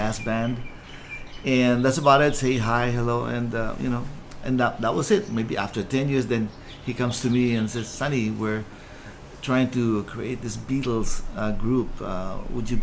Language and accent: English; Philippines; moved away; when I grew up in the Philippines